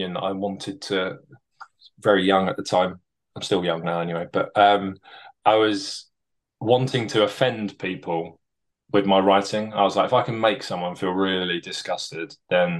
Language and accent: English; London, United Kingdom; moved away as an adult; now in Bristol, United Kingdom; Was born and raised in London, and then moved to Bristol for my work.